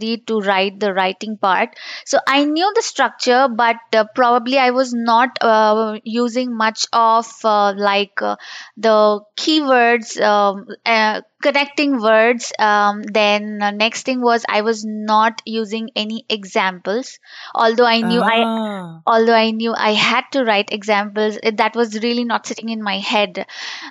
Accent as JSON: {"language": "English", "country": "India", "second_language": "English", "lives_now": "Hyderabad, India", "said": "I'm from India. I'm located in Hyderabad, down south in India"}